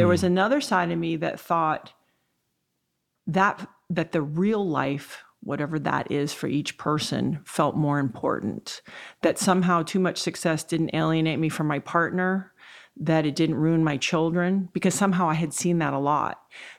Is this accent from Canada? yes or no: no; U.S. Virgin Islands; I was raised in the Virgin Islands. I didn't have the most stable childhood.